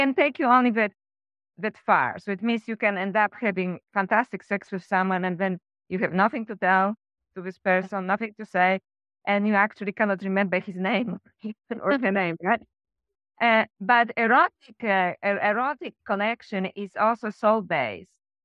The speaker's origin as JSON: {"language": "English", "country": "Poland", "also_born_or_lived": "Sweden / France / Canada / Australia", "moved": "as an adult", "said": "I came back to Poland from Sweden"}